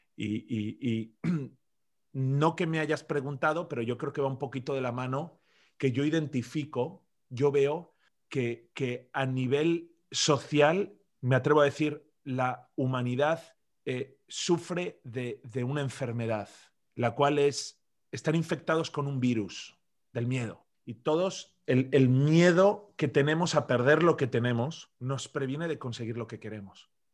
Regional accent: Zaragoza, Aragon, Spain; also born or lived in Madrid; yo nací en Madrid por accidente, crecí en Zaragoza, una ciudad pequeña al noreste que está entre Madrid y Barcelona

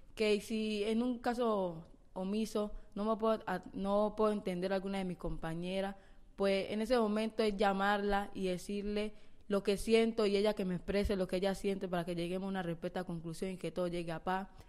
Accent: Colombia; en nuestro país

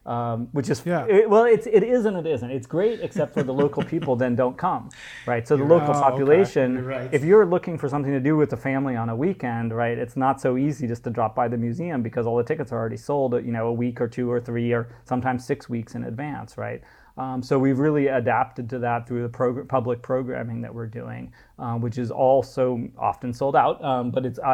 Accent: United States; moved away as an adult; now in Dubai, United Arab Emirates; as an American growing up in the 70s, you know, and 80s

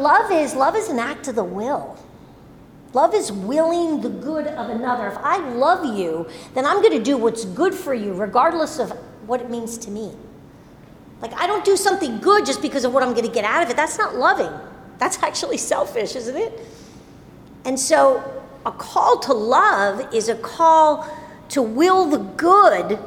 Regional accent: New Jersey, United States; moved away; We were confirmed like in seventh grade when I grew up in New Jersey

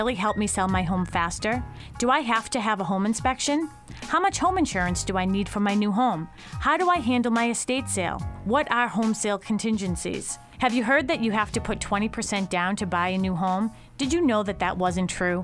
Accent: Boston, Massachusetts, United States; my hometown of Dorchester

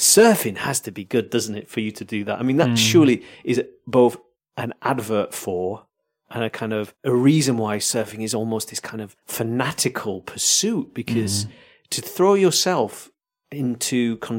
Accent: Yorkshire and the Humber, United Kingdom; I'm from Yorkshire.

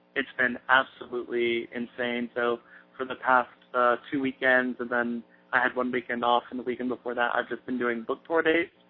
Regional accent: Aiken, South Carolina, United States; I grew up in Aiken, South Carolina, which has a population of about 30,000 people.

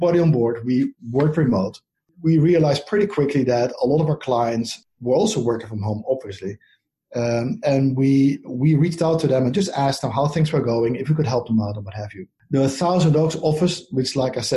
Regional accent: Netherlands; accent: Dutch; moved away as an adult; now in United States; My accent is from the Netherlands, so I moved here about 10 years ago.

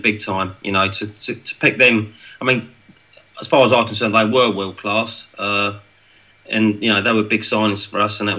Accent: London, United Kingdom; moved away; also born or lived in Essex; I was born in Tottenham. We was living with my nan at the time.

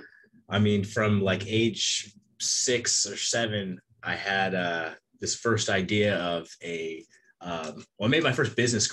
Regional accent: Palmdale, California, United States; now in Central Coast, California, United States; Palmdale, California. That's where I was born and raised up until we moved to the Central Coast

